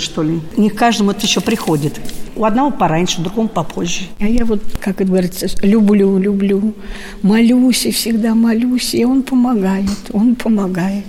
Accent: Zaraysk, Moscow Oblast, Russia; я из Зарайска

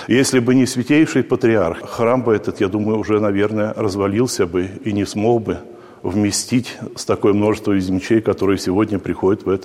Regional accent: Yartsevo District, Smolensk Oblast, Russia; я родился в Ярцевском районе.

